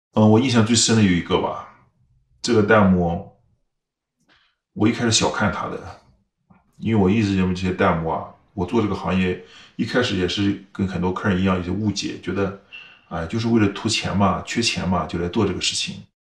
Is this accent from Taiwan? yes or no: no; China; now in California, United States; 我是想维护我们中国人的形象